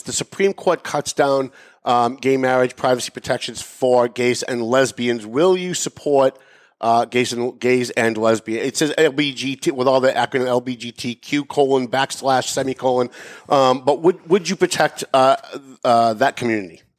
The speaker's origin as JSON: {"language": "English", "town": "Lawrence", "region": "Massachusetts", "country": "United States", "said": "I'm from Lawrence"}